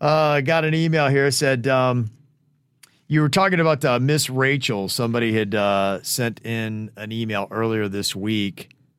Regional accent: Peru; And since I'm from Peru, I figured that must have helped somehow.

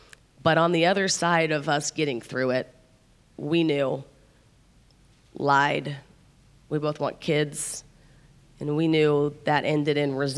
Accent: Midwest, United States; I'm from the Midwest, and that it's a little less unconventional there.

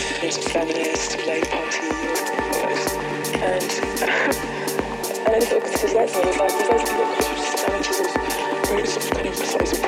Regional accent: Ilford, London, United Kingdom; I grew up in Ilford, sort of East London suburbs

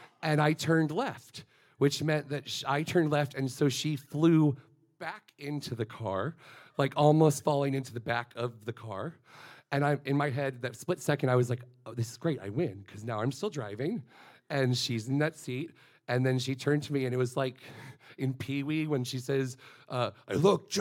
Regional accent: Florida, United States; I am from Florida

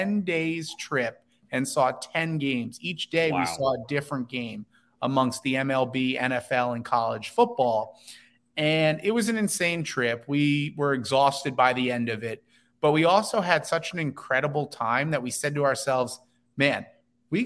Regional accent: New Jersey, United States; moved away; we grew up in New Jersey

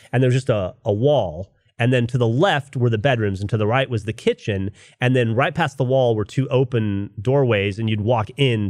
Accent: Florida, United States; Growing up in Florida

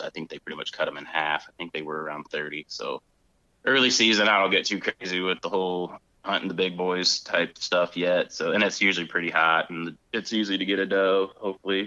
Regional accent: North Central Ohio, United States; I grew up in North Central Ohio

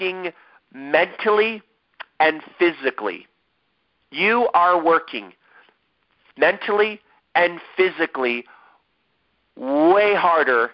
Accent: Ohio, United States; now in San Diego, United States; how long it takes to get from my hometown to San Diego, California

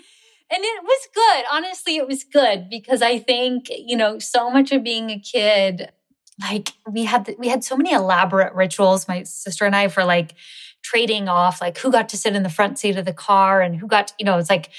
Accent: Seattle, Washington, United States; I grew up in Seattle, mm-hmm. which is very far north.

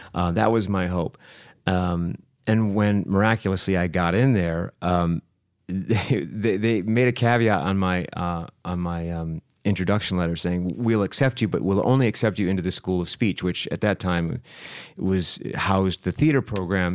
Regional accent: Saginaw, Michigan, United States; I grew up in Saginaw, Michigan, which is, uh, right in the middle of the state.

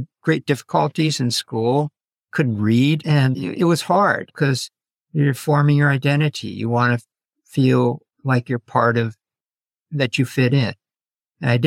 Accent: United States; I was an ABC because I was born in this country, American-born Chinese

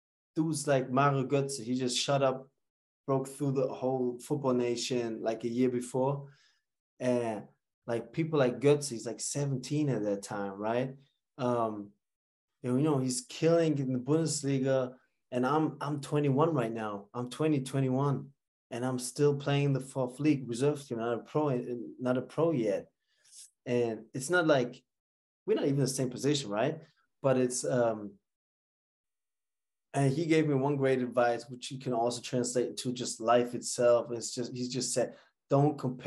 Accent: Bremen, Germany; moved away as an adult; also born or lived in New York; I grew up in Bremen, never made the academy in Werder Bremen

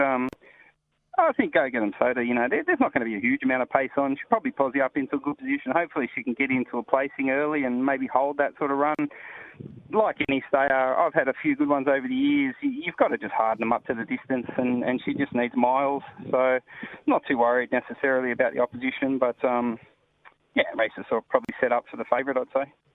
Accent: Sydney, New South Wales, Australia; now in Perth, Australia; I grew up in New South Wales playing soccer out in the Western districts

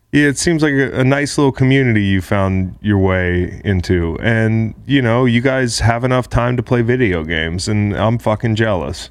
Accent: Ivy, Virginia, United States; born or raised there

